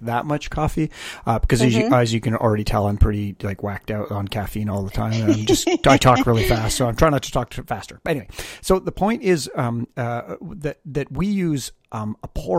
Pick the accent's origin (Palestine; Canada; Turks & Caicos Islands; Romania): Canada; now in Los Angeles, United States; I'm Canadian